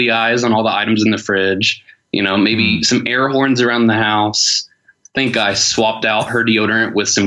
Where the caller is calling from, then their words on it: Detroit, Michigan, United States; I am calling you from uh, South Detroit.